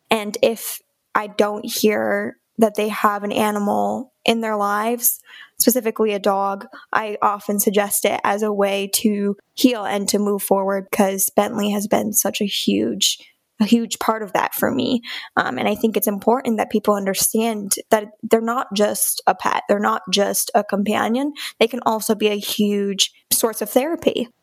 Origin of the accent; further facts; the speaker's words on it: Okemos, Michigan, United States; now in Canton, United States; I grew up in Okemos, Michigan